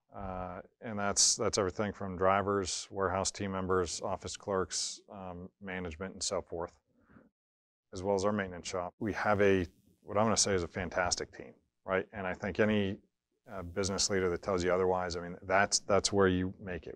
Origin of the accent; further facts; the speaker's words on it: Erie, Pennsylvania, United States; moved away as an adult; also born or lived in Syracuse / Chicago / Oklahoma City / North Jersey; we were looking to get back to my hometown, which is Erie, Pennsylvania.